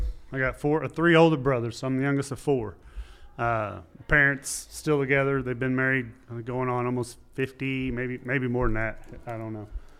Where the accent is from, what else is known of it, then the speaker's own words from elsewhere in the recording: Texas, United States; now in Bixby, United States; No, I'm a Texan.